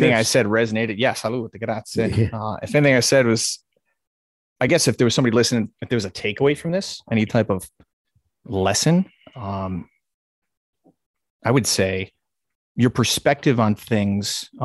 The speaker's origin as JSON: {"language": "English", "country": "United States", "said": "40 year old American who can barely speak English"}